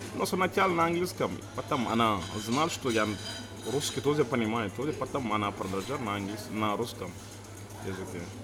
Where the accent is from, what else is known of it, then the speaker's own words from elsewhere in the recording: Senegal; Russian is a second language; now in Russia; я из Сенегала